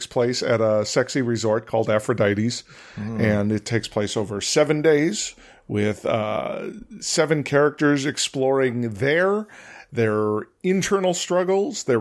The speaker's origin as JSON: {"language": "English", "town": "Chicago", "region": "Illinois", "country": "United States", "tie": "born or raised there", "said": "I actually right now live less than a mile from where I grew up, so and it's Chicago."}